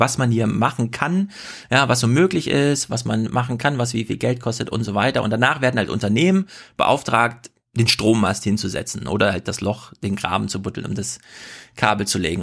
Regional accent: Thuringia, Germany; in Thüringen, in meiner Heimat

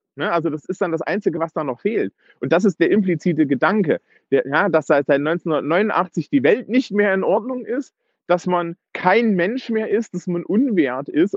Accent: East Germany, Germany; also born or lived in Eisenach, Thuringia; ich bin ja auch Ossi und habe auch da entsprechende äh, Verwandtschaft

